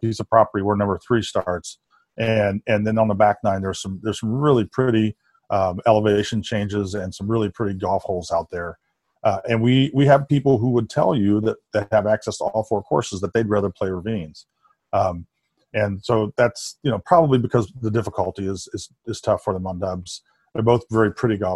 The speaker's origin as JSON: {"language": "English", "region": "Indiana", "country": "United States", "tie": "born or raised there", "moved": "yes", "lives_now": "Chicago, United States", "said": "I'm from Indiana, so I grew up not too far away from here"}